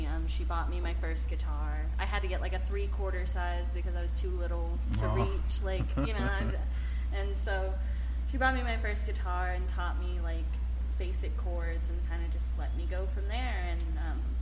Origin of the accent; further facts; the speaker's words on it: Lockhart, Texas, United States; also born or lived in Austin, Texas; I was born in Austin, but raised in Lockhart